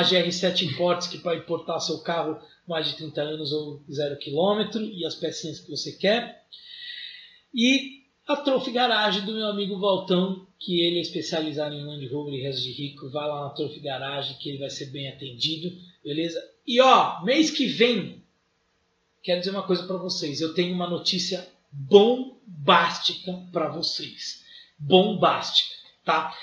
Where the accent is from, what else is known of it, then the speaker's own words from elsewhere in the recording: Brazil; Eu sou tupiniquim, vim do Brasil